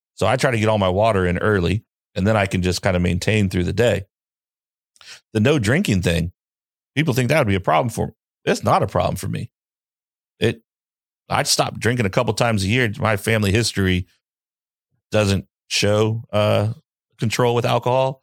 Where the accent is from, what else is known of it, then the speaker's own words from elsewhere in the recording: the South, United States; I'm from the South. We don't really get snow like